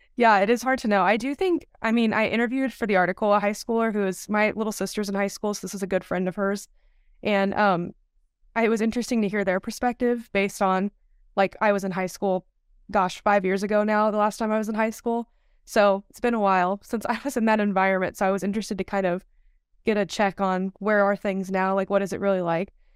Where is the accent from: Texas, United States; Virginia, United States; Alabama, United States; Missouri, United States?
Texas, United States; Dallas; moved away; also born or lived in Malibu, California; I'm from the Dallas, Texas area.